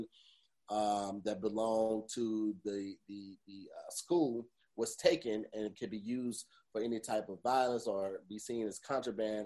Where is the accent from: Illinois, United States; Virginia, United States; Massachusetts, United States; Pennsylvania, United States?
Illinois, United States; East St. Louis; I grew up in East St. Louis